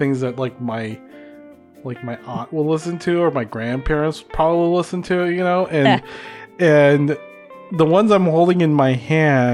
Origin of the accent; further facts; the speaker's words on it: Philippines; moved away; When I was growing up in the Philippines